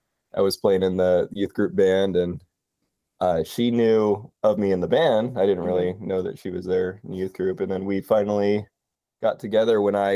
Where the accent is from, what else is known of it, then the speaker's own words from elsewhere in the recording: Seattle, Washington, United States; also born or lived in Hood Canal area; I'm from northern Seattle area, and it was much like this, rainy weather.